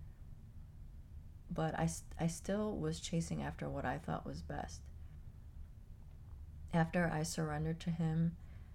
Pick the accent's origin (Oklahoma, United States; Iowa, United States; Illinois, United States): Illinois, United States; Chicago; moved away as an adult; now in Florida, United States; I grew up in Chicago. I lived in Chicago most of my life